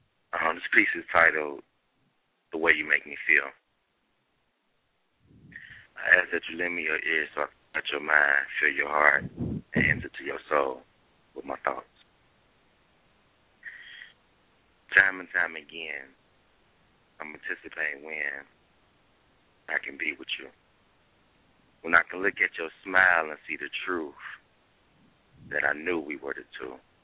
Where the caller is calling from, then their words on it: Cincinnati, Ohio, United States; Name. Cincinnati, Ohio.